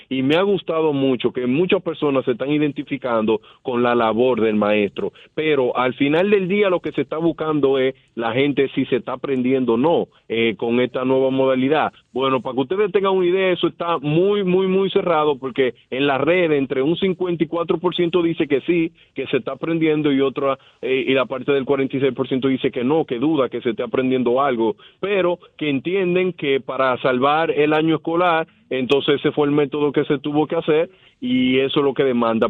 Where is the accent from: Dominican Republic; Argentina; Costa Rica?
Dominican Republic; nosotros siendo dominicanos